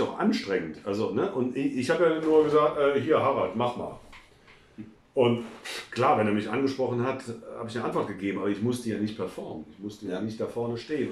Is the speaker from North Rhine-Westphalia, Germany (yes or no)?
yes; Cologne, North Rhine-Westphalia, Germany; meiner Heimatstadt Cologne oder Cologne